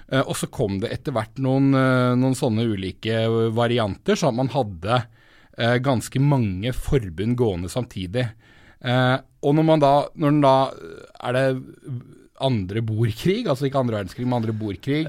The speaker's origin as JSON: {"language": "Norwegian", "region": "Telemark", "country": "Norway", "said": "vi er fra Telemark"}